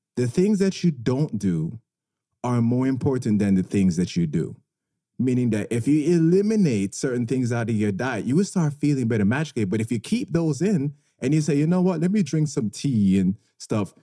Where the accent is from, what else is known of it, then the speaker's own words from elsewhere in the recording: Jamaica; moved away; I grew up in Jamaica